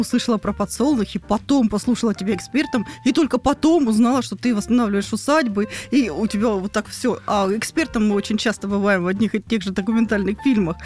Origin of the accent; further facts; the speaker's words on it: Rostov Oblast, Russia; Я из Ростовской области